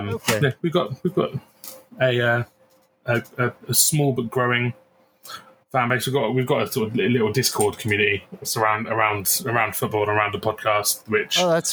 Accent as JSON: {"language": "English", "country": "United Kingdom", "said": "I'm from the UK"}